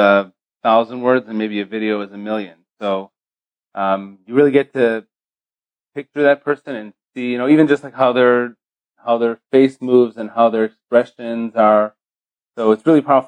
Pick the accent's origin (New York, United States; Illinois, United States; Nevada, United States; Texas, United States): Illinois, United States; Chicago; moved away as an adult; also born or lived in Israel / Baltimore, Maryland; now in Beverly Hills, United States; I grew up in Chicago, Illinois